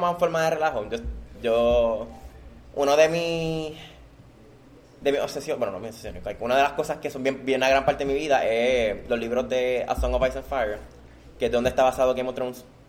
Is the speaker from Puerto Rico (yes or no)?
yes; Puerto Rico; mi país es Puerto Rico y mi orgullo es Puerto Rico